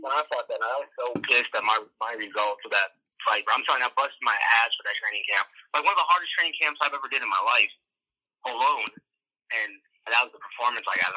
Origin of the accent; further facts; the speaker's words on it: Chicago, Illinois, United States; we're in Chicago. So it was like all my hometown